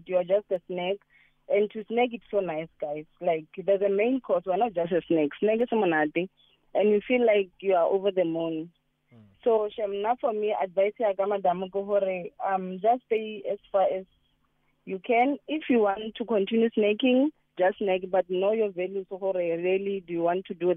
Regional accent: East Bank, Mpumalanga, South Africa; I'm from East Bank in Mpumalanga.

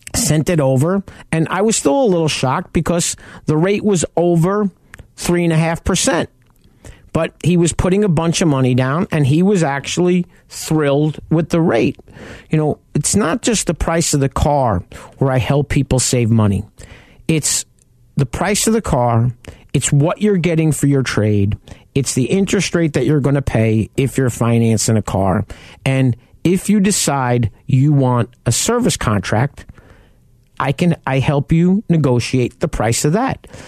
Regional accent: New York, United States; a kid from New York

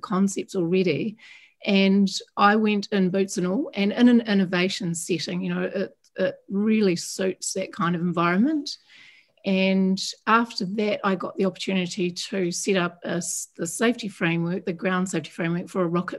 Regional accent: New Zealand; I'm from New Zealand, so I'm a Kiwi from down under

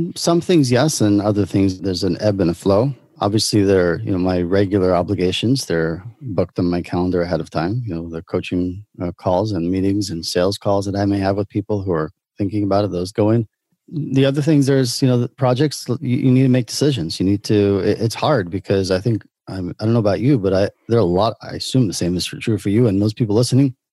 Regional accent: New York City, New York, United States; moved away as an adult; now in Israel; I grew up in in Brooklyn, New York.

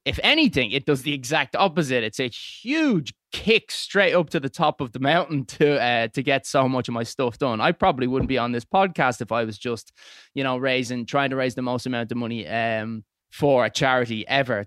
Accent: Dublin, Leinster, Ireland; moved away as an adult; now in England; originally from, uh, Clontarf, moved out to England

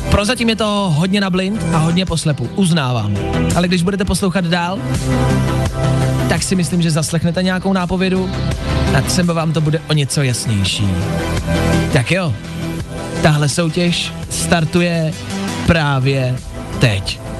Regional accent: Moravia, Czechia; já jsem z Morave.

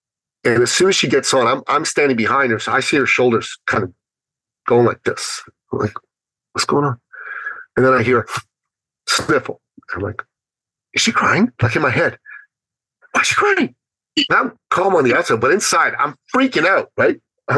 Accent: Toronto, Ontario, Canada; She's from Ottawa. I'm from Toronto. It's a 5-hour drive.

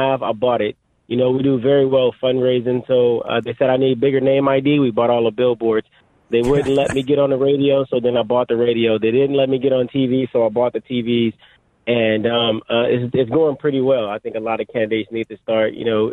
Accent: Los Angeles, California, United States; I grew up in South Central Los Angeles. I'm from here

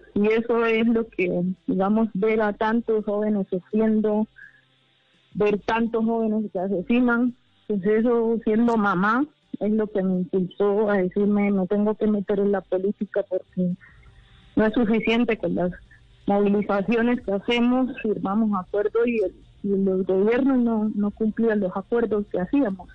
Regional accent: rural Cauca Department, Colombia; yo, eh, soy del departamento del Cauca, yo crecí en la zona rural del departamento

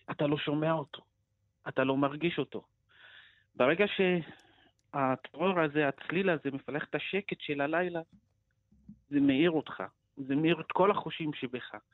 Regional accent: Northern District, Israel; now in Jaffa, Israel; אני במקור מהצפון, אז אה, חי שתי עולמות, חי את הצפון, את הכפר וחי את יפו. אני גר ביפו

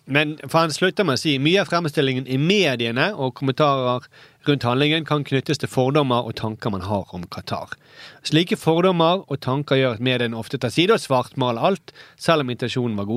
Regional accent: Norway; Men det at jeg er nordmann med arabisk bakgrunn, gir meg i større grad mulighet til å forstå bedre intensjon med gesten.

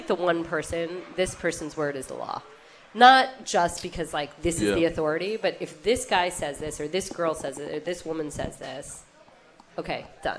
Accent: New Jersey, United States; so when I was a little kid, I loved the Yankees because I grew up in New Jersey.

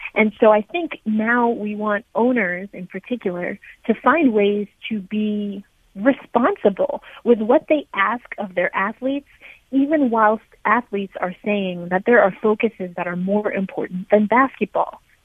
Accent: United States; I was from America and that I was black

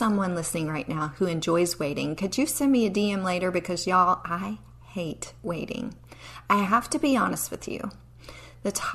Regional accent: Appalachian Mountains, United States; I grew up in the Appalachian Mountains

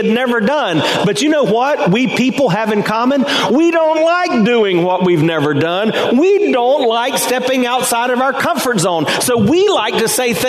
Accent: Hartsville, South Carolina, United States; now in Temple Terrace, United States; I was born in Hartsville, South Carolina

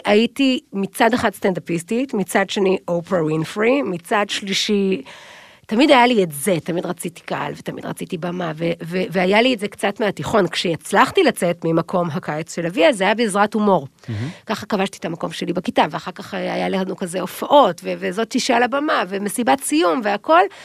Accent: Tel Aviv, Tel Aviv District, Israel; moved away as an adult; also born or lived in Kfar Haroeh, Emek Hefer; אבל אפשר להוציא את הבחורה מרמת אביב, אבל אי אפשר להוציא את רמת אביב מהבחורה

